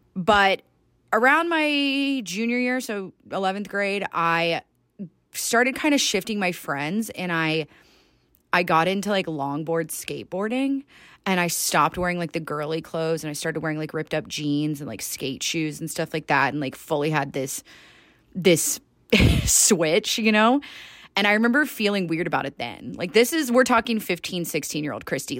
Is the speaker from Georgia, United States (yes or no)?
yes; Georgia, United States; moved away as an adult; now in Salt Lake City, United States; born and raised in Georgia